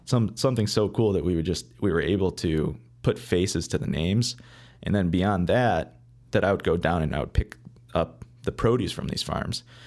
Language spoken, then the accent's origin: English; Beverly Hills, Michigan, United States; now in Chicago, United States; I grew up, uh, in a, a small town called Beverly Hills